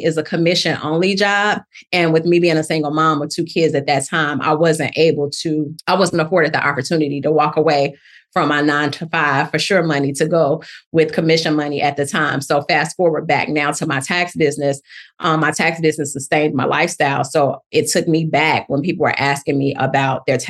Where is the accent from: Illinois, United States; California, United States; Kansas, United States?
Illinois, United States; Chicago; now in Atlanta, United States; I'm originally from Chicago, Illinois. Love the Chi. But I've been in Atlanta for about 23 to 25 years